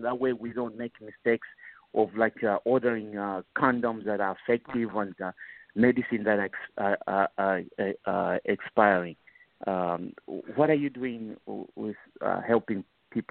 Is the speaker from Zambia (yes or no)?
yes; Zambia; now in Pennsylvania, United States